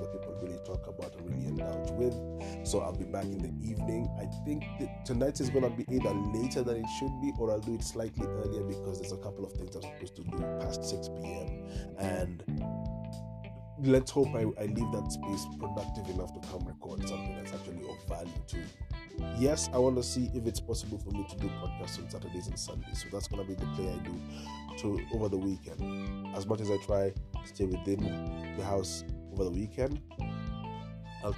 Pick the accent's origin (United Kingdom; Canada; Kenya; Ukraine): Kenya; I'm a Kenyan